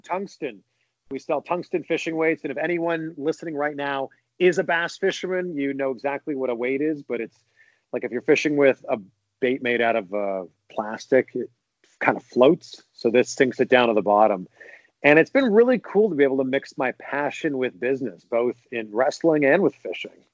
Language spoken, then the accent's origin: English; just outside of Toronto, Ontario, Canada; now in Florida, United States; I grew up just outside of Toronto